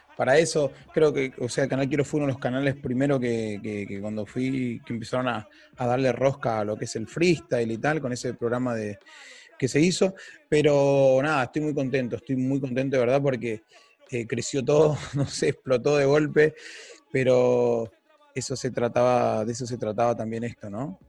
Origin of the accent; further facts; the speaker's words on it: Argentina; Nosotros somos argentinos